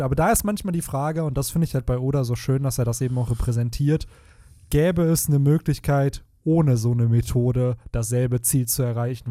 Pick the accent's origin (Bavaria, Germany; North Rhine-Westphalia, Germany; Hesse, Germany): North Rhine-Westphalia, Germany; Bielefeld; hier bei uns in Bielefeld betrachtet, so voll viele Orte, wo ich als Kind gespielt habe